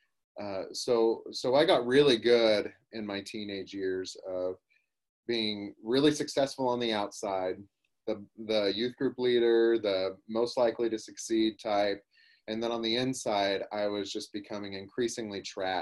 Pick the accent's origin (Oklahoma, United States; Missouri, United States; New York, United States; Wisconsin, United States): Oklahoma, United States; I grew up in Oklahoma in the Bible Belt